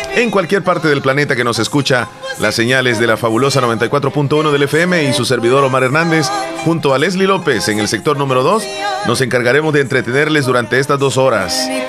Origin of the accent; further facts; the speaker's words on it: El Salvador; nosotros los salvadoreños